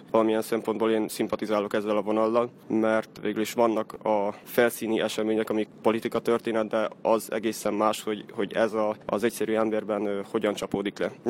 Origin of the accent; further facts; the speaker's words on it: Mali Iđoš, Vojvodina, Serbia; Például hegyesen újságot szerkeztek a szóbeszédet, ami az egyetlen már 20 valahány éve megjelenő helyi lap. Emellett történelmi előadásaim is voltak kishegyesen